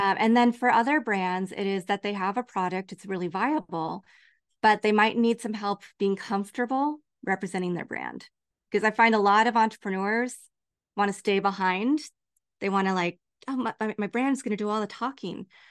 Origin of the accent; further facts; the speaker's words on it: Lawrence, Kansas, United States; now in Los Angeles, United States; growing up in Lawrence, Kansas